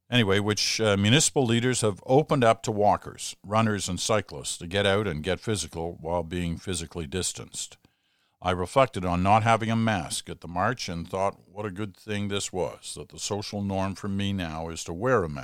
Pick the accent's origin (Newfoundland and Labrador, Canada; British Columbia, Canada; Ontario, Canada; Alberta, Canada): Ontario, Canada; Ottawa; I hopped on my bike and decided to go check out the Black Lives Matter march in my hometown of Ottawa.